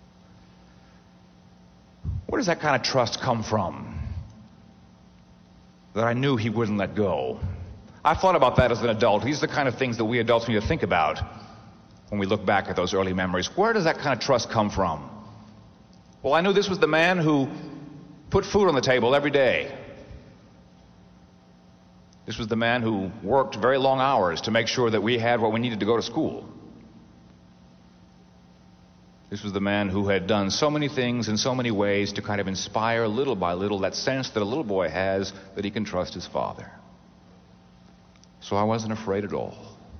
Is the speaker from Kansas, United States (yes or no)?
no; Corpus Christi, Texas, United States; I grew up in Texas, as some of you may know, South Texas. Corpus Christi is on the Gulf of Mexico.